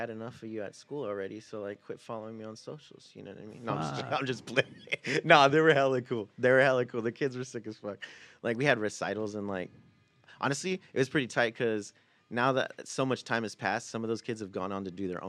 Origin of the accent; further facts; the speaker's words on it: Fresno, California, United States; also born or lived in Oxnard, California; We're from Fresno, that's California, right. Central Valley. Grew up there. I was born in Oxnard.